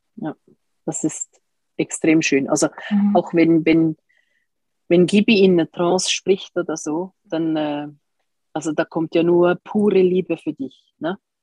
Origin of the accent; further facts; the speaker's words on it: Switzerland; bei uns in der Schweiz